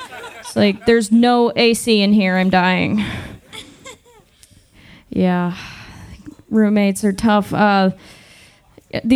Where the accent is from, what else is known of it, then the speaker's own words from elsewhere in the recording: Massachusetts, United States; moved away as an adult; now in Austin, United States; I'm originally from Massachusetts. I moved to Austin about a year ago